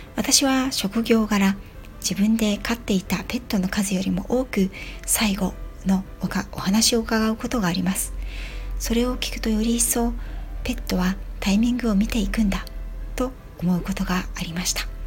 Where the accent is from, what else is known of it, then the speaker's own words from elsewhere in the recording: Yokohama, Kanagawa, Japan; 地元横浜で、犬の保育園の先生を行って十二年になります